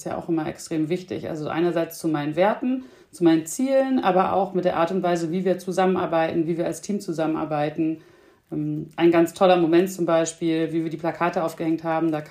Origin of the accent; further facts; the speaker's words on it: Bremen, Germany; born there; Ich bin äh, Mutter von zwei kleinen Kindern, bin in Bremen geboren